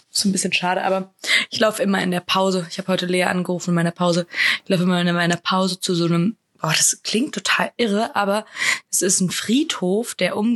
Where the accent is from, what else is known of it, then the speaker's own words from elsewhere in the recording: Spain; Na, ich, ich bin doch Spanierin.